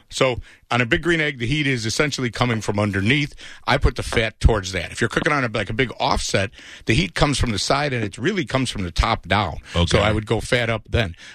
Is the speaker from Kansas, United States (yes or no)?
yes; Kansas, United States; Um, we're from Kansas, but we live here, and we love pulled pork.